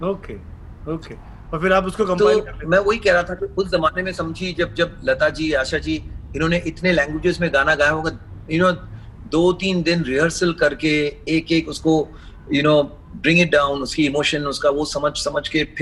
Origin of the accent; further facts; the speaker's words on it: Mumbai, Maharashtra, India; चूंकि मैं मुंबई में पला पड़ा हूँ मेरा सेकंड लैंग्वेज मराठी है मैंने स्कूल में सीखा है